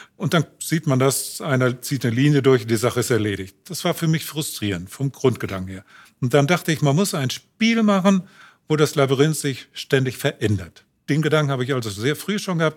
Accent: Unna, North Rhine-Westphalia, Germany; also born or lived in Königsberg (Kaliningrad); Wir wohnten damals in Unna, wo mein Bruder geboren wurde.

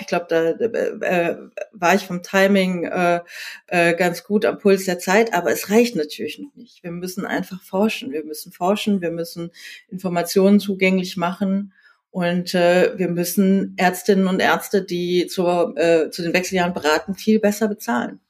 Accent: South Korea; now in Berlin, Germany; Ich bin in Südkorea geboren.

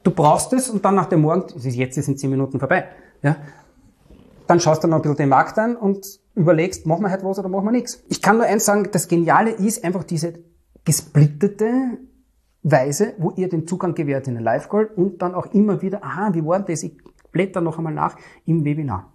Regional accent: Vienna, Austria; Ich komme aus Wien, aus dem dritten und elften Wiener Gemeindebezirk

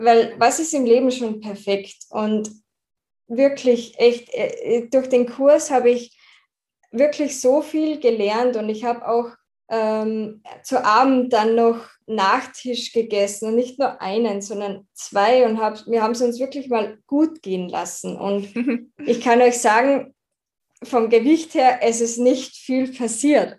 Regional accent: Austria; da ich aus Österreich komme, kann es sein, dass ich manchmal nicht ganz Hochdeutsch, hochdeutsche Wörter von mir bringe

